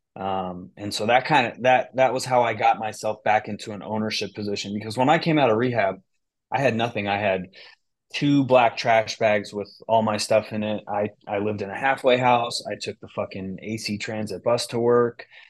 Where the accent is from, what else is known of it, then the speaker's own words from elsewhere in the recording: Bay Area, near Berkeley, California, United States; moved away as an adult; now in Michigan, United States; I grew up in the Bay Area. I grew up, uh, right next to Berkeley